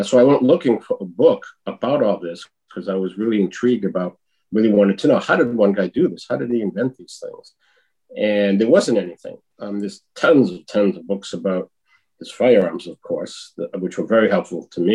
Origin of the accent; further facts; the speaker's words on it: Massachusetts, United States; also born or lived in Wilmington, Delaware / Philadelphia; I come from Massachusetts